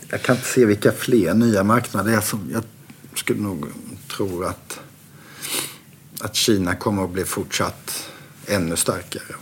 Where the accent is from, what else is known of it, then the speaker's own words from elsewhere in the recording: Sweden; Jag var ju ensam svensk det året